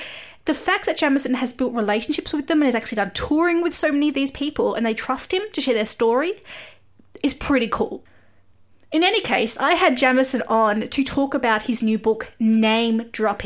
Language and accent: English; Australia; I am an Aussie music journalist